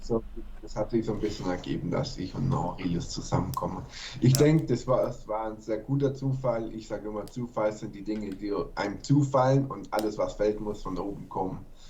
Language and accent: German; Germany; bei uns in Deutschland